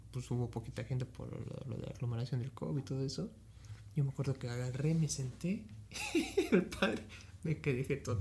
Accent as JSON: {"language": "Spanish", "town": "Ecatepec", "region": "State of Mexico", "country": "Mexico", "said": "yo soy de Catepec"}